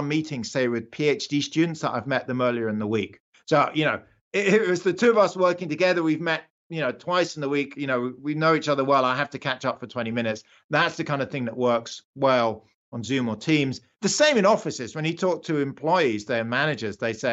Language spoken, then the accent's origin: English; United Kingdom; accent: British; moved away as an adult; now in United States; I'm British. I was born in the UK. I only came to the US about 20 years ago